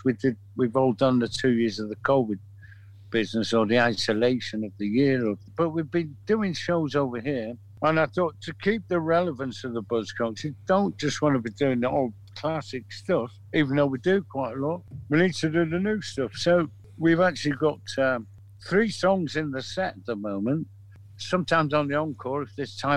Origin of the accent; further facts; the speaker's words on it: Manchester, North West England, United Kingdom; We're from Manchester.